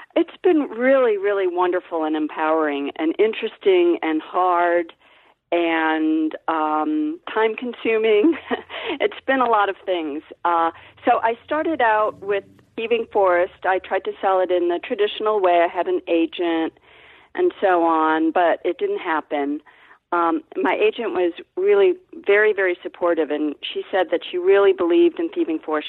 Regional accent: Ohio, United States; I'm from Ohio

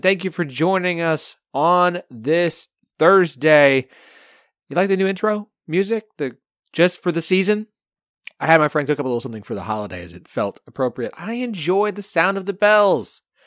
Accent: Oklahoma, United States; now in Arkansas, United States; I live in Arkansas now, and I grew up in Oklahoma

